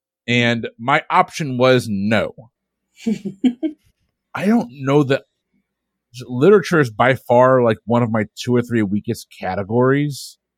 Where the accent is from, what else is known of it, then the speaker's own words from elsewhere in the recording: Florida, United States; I grew up in Florida. Florida is known for many, many, many, many, many things.